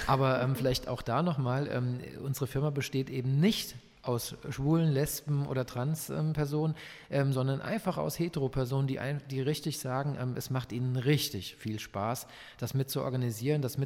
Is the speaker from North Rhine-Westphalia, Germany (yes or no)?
no; Frankfurt, Hesse, Germany; now in Leipzig, Germany; Ich komme eigentlich aus Frankfurt